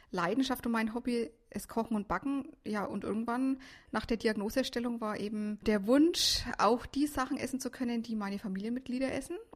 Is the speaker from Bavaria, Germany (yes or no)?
yes; Herrieden, Bavaria, Germany; ich bin 38 Jahre alt, gebürtig aus Mittelfranken, Herrieden.